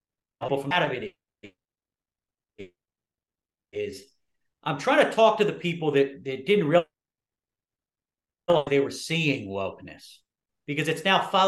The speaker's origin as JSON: {"language": "English", "town": "Philadelphia", "region": "Pennsylvania", "country": "United States", "moved": "yes", "lives_now": "Virginia, United States", "said": "I'm from Philadelphia."}